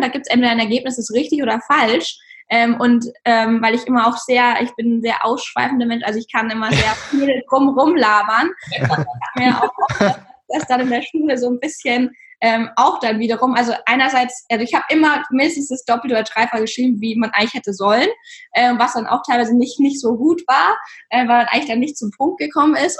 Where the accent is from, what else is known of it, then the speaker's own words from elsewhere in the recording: Regensburg, Bavaria, Germany; ich bin ja, wir sind ja auch aus Regensburg